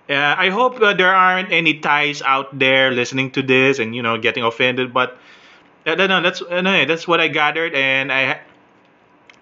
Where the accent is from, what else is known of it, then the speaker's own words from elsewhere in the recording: Philippines; I'm Filipino